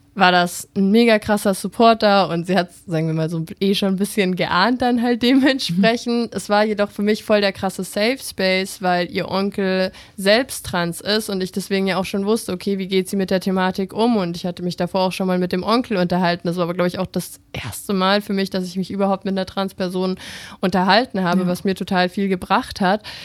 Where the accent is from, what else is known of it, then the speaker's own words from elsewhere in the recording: Bavaria, Germany; ich komme aus Bayern, in so einem kleinen Dorf dort an der mhm. Grenze zu Österreich